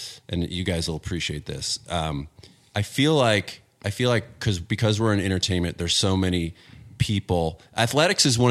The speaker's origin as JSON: {"language": "English", "area": "Bay Area", "region": "Northern California", "country": "United States", "tie": "born or raised there", "moved": "yes", "said": "I grew up in Northern California. In the Bay Area"}